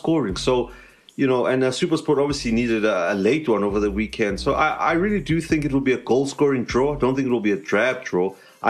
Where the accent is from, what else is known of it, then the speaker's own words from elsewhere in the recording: South Africa; So, you know, you want to see that as a South African fan. You want to see, you know, all our teams, you know, continentally.